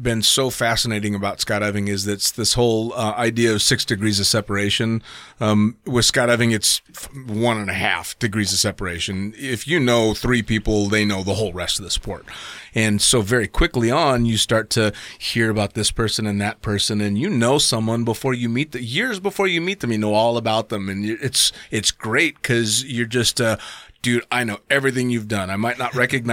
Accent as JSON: {"language": "English", "region": "California", "country": "United States", "said": "I'm just from California."}